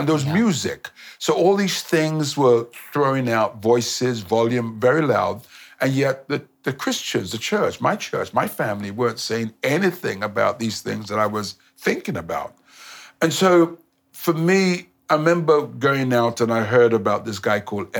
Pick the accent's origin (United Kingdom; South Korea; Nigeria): Nigeria; I'm from Nigeria.